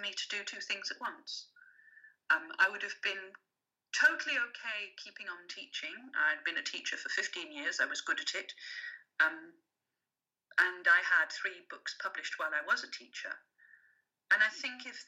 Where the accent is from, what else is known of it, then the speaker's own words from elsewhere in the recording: England, United Kingdom; first language French; English is a second language; French was my first language because my mother didn't speak English when she came to England. I learned English when I went to school